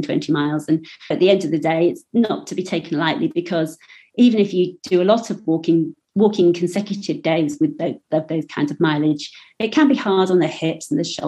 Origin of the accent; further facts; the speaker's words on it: Yorkshire and the Humber, United Kingdom; I'm from Yorkshire